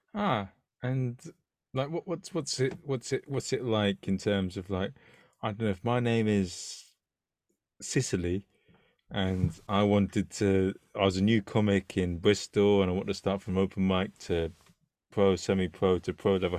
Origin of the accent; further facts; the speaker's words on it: London, United Kingdom; as a Londoner